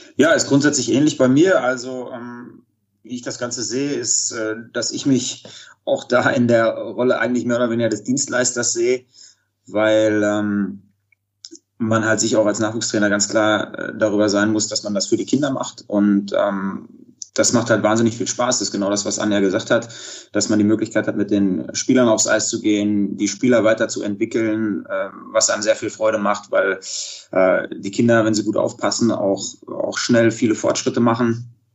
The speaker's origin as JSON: {"language": "German", "town": "Dortmund", "region": "North Rhine-Westphalia", "country": "Germany", "tie": "born or raised there", "also_born_or_lived": "Iserlohn", "said": "angefangen in, in Dortmund damals, äh, bin gebürtiger Dortmunder"}